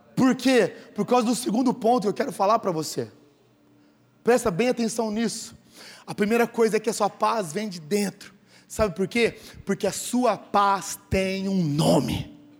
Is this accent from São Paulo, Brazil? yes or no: yes; Sertãozinho, São Paulo, Brazil; now in Ribeirão Preto, Brazil; eu nasci em Sertãozinho